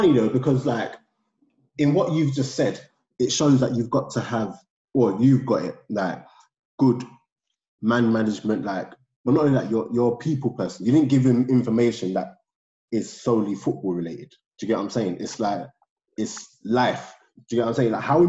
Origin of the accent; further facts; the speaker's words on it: Lambeth, London, United Kingdom; I'm from Lambeth. I know what you're going through.